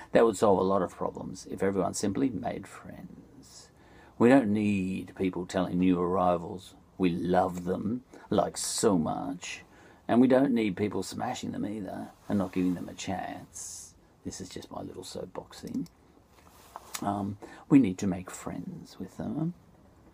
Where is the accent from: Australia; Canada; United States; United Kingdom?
Australia